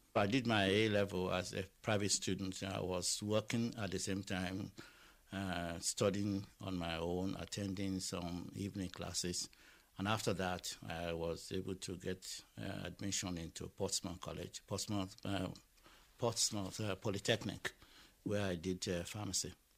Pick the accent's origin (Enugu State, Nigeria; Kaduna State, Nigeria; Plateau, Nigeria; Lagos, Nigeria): Lagos, Nigeria; moved away; I was born in Lagos and uh, I went to school in Lagos